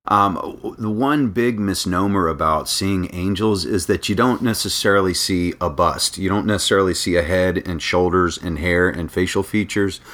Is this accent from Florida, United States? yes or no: yes; Daytona Beach, Florida, United States; also born or lived in North Carolina; now in Orlando, United States; I grew up in Daytona Beach. So, I'm from the beach